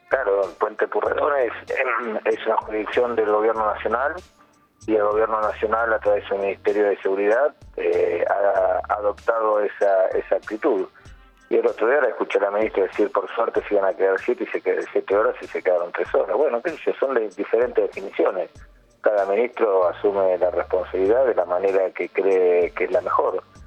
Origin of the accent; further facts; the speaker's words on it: Buenos Aires Province, Argentina; los bonaerenses